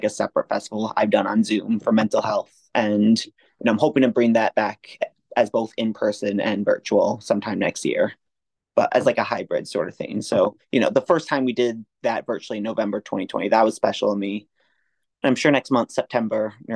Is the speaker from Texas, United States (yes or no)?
no; Connecticut, United States; also born or lived in upstate New York; now in New York City, United States; I grew up in Connecticut.